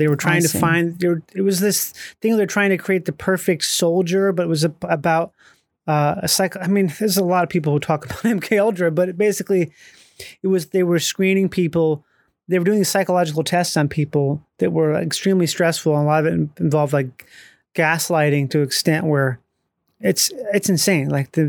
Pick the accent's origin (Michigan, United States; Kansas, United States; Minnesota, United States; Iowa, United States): Minnesota, United States; A lot of drinking. I mean, I grew up in Minnesota.